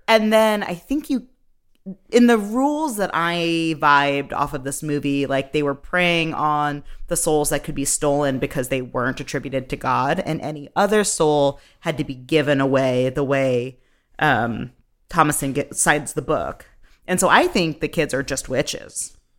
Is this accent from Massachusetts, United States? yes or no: yes; Massachusetts, United States; growing up in Massachusetts, where you read the Crucible in fourth, sixth, and senior year